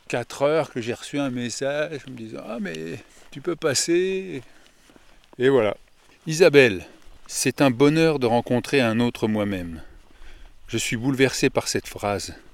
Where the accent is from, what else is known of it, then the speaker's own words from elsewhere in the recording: Nouvelle-Aquitaine, France; Je suis originaire de Haute-Corrèze, entre Ussel et La Courtine